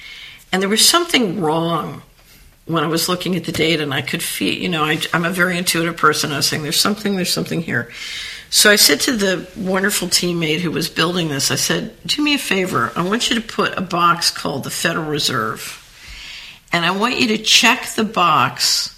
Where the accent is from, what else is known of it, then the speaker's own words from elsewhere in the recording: Philadelphia, Pennsylvania, United States; because I grew up in Philadelphia, and my first boyfriend's father was a ward leader